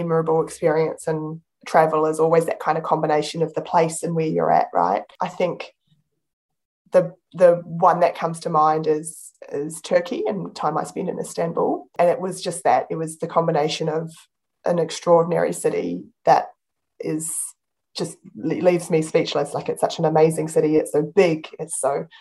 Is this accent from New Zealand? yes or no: yes; New Zealand; moved away as an adult; now in Melbourne, Australia; as a New Zealander